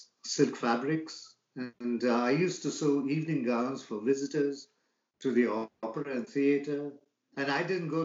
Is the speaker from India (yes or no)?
yes; Bangalore, Karnataka, India; moved away as an adult; now in San Diego, United States; I come from Bangalore, India.